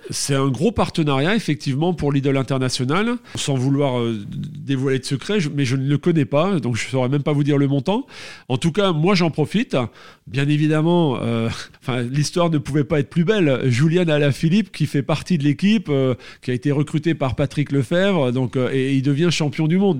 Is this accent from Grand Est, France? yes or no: yes; Alsace, Grand Est, France; Je suis alsacien dans mon petit village à Maestratam